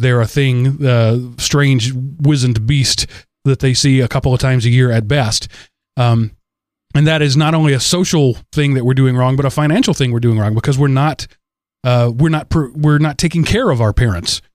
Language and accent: English; United States; I'm an American